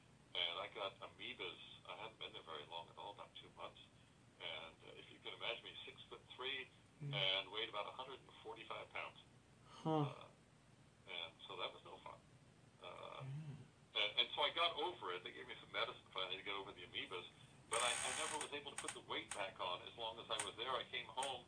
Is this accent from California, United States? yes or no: no; Tigard, Oregon, United States; moved away as an adult; also born or lived in Paris; I'm from Oregon. I'm from Tigard